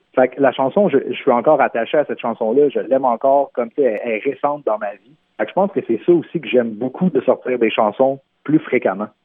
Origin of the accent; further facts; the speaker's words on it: Terrebonne, Quebec, Canada; first language French; chez nous, à Terrebonne, sur la rive nord de Montréal